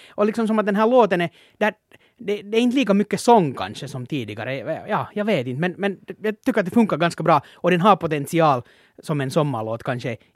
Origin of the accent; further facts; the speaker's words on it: Finland; man som finländare borde flagga